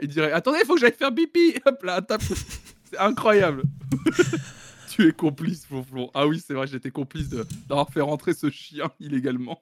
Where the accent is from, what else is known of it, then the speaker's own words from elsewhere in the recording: Tours, Centre-Val de Loire, France; je suis né à Tours en 92, fin 92